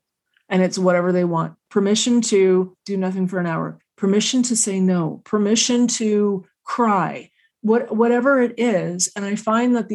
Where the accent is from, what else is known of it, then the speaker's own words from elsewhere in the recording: Canada; As Canadians and as Canadian women